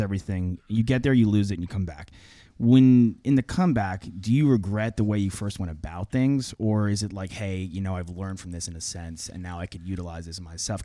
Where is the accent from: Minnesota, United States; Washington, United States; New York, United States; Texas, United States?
New York, United States; Long Island; I'm from Long Island